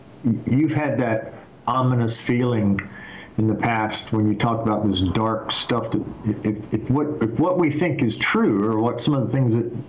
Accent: Scotland, United Kingdom; I'm Scottish. I'm very proud of being Scottish.

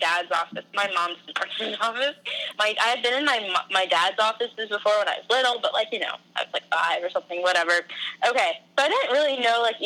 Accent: United States; also born or lived in New Jersey; New Jersey. I'm from, like, both places, kind

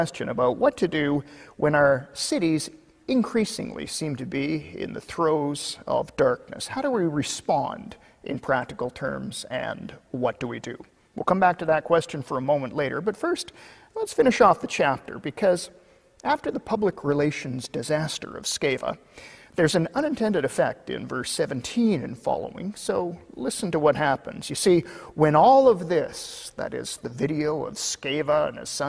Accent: Kelowna, British Columbia, Canada; my hometown of Kelowna

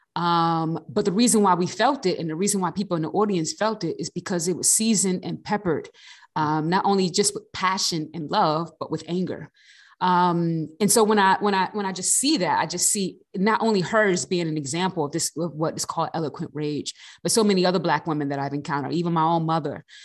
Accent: East Coast, United States; now in Riverside, United States; I'm originally from the East Coast

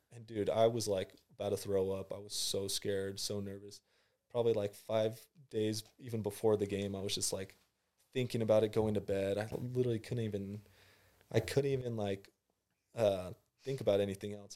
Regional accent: San Clemente, California, United States; I'm, uh, from San Clemente, California.

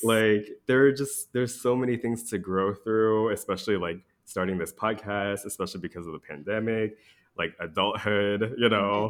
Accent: DMV area, United States; moved away as an adult; now in Wisconsin, United States; we both hail from the D M V area.

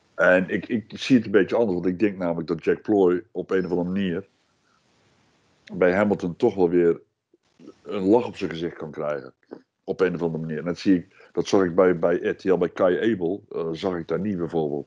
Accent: Netherlands; ik ben Nederlander

